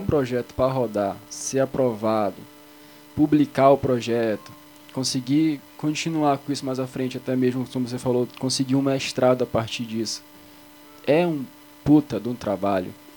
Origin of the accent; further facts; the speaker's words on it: Belém, Pará, Brazil; quem mora em Belém, eu sou de Belém